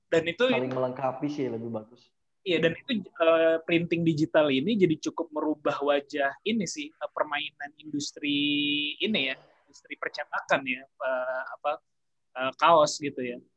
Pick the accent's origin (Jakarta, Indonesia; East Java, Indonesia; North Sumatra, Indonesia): Jakarta, Indonesia; saya kan besar lahiran besar di Jakarta lahiran besar di Jakarta lalu saya pindah ke Bandung untuk kuliah